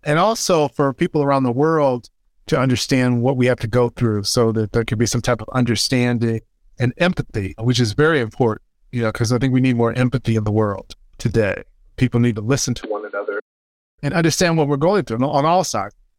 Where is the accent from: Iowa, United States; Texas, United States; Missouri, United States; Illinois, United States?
Missouri, United States; just outside of Saint Louis; I'm born and raised in Missouri, uh, just outside of Saint Louis, Missouri. Grew up in the suburbs.